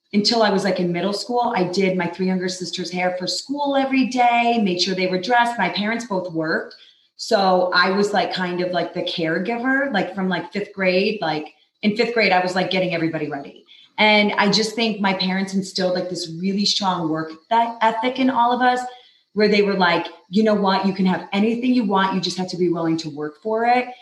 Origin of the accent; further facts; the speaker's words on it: New York, United States; moved away as an adult; also born or lived in Los Angeles; now in Utah, United States; I grew up in New York, born and raised